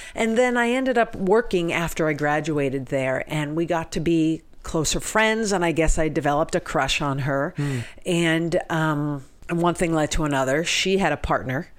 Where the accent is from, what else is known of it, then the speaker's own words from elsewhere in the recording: Cape Cod, Massachusetts, United States; I grew up on Cape Cod in Massachusetts, where there weren't that many Jews on Cape Cod